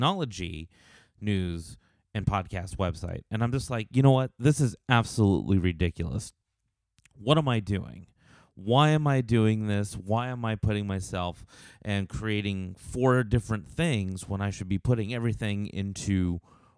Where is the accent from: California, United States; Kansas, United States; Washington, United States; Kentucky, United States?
California, United States; Los Angeles; moved away as an adult; also born or lived in Las Vegas, Nevada; now in Nashville, United States; I'm actually originally from Los Angeles, from California